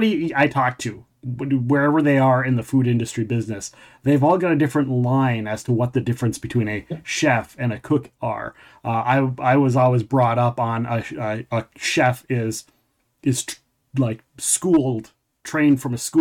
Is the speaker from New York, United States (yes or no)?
no; Minnesota, United States; I'm from Minnesota